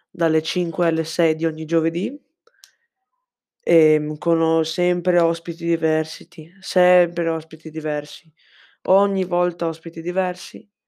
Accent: Cordenons, Friuli-Venezia Giulia, Italy; sono, ho 14 anni, sono di Cordenonso, in provincia di Pordenone

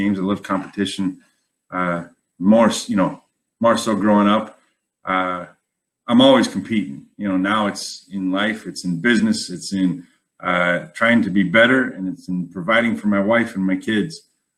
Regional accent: Wyoming, United States; moved away; I was born and raised in Wyoming

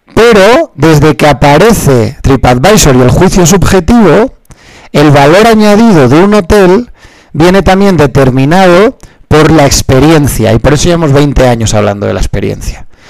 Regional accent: Spain; soy español y en España nos costaba aprender inglés

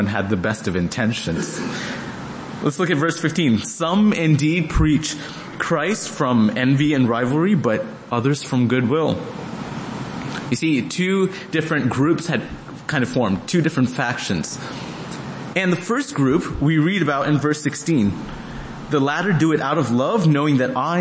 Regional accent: Dallas, Texas, United States; Me being from Dallas, grew up to be a Dallas Cowboys fan.

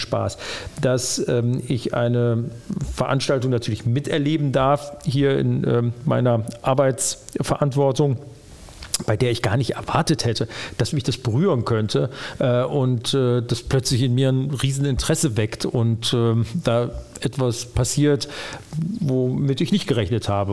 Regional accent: Düsseldorf, North Rhine-Westphalia, Germany; also born or lived in Frankfurt / Moers / Oberhausen; Der Benrather Schlosspark, da bin ich groß geworden.

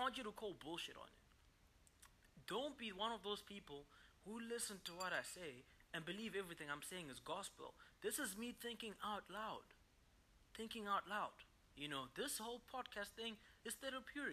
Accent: Zimbabwe; I'm from Zimbabwe

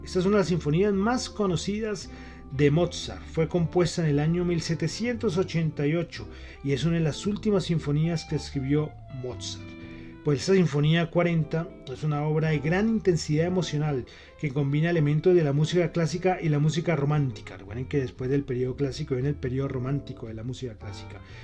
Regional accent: Bogotá, Colombia; yo soy bogotano

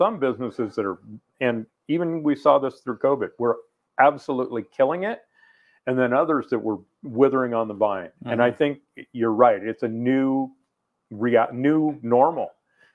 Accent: La Grande, Oregon, United States

